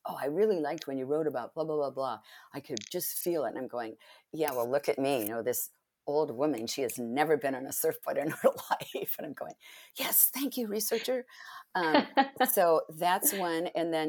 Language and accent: English; Spain; also born or lived in Italy; now in United States; because I grew up in Spain and Italy.